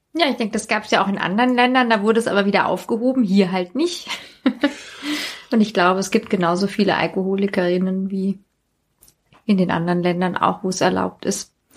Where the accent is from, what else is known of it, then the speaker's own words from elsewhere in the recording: Hesse, Germany; auf dem Land, wo ich herkomme